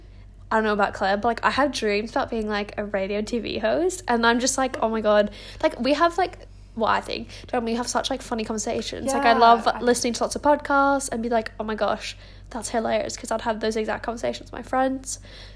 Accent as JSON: {"language": "English", "country": "Hong Kong", "tie": "born or raised there", "said": "But I'm French and Australian. So we'll dive into a little bit of that. Oh no, I grew up in Hong Kong, so I'm just a bit cultured."}